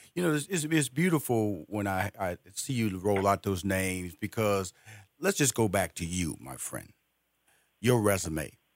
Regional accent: Houston, Texas, United States; I'm from Fifth Ward in Houston, Texas

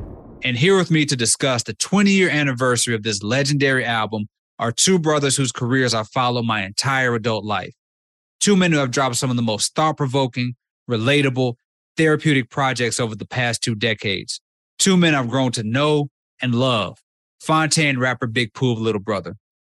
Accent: Mississippi, United States; I was an 18-year-old Mississippi kid

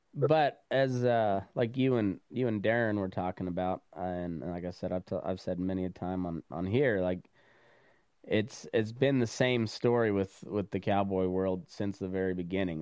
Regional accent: Eastern Plains of Colorado, United States; also born or lived in Montana; I'm from the Eastern Plains of Colorado.

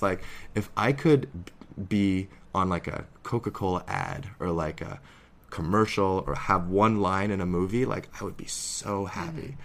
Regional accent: Canada; also born or lived in Harbin, China; I'm this Canadian actor

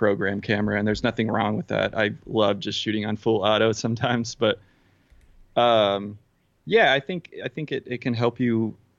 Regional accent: Midland, Texas, United States; I'm from Midland. I'm from Odessa. I lived in Midland for a little bit, but yeah, from Midland, Odessa area.

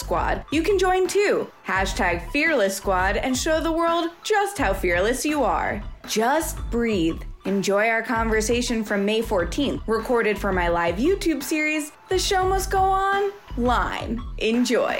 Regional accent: New York, United States; also born or lived in Washington State; I'm from New York, but right now I'm in Washington State

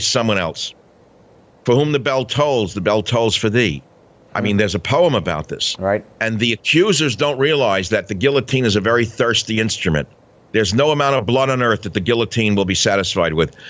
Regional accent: New York City, New York, United States; when I grew up in New York City, every other car in Queens, New York had a little St. Christopher on it

